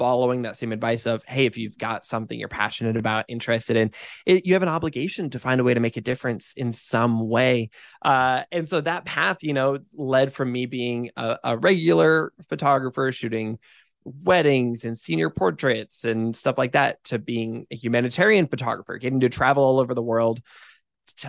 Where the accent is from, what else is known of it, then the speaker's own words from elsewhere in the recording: Eastern Washington State, United States; I grew up in Eastern Washington State, almost by Idaho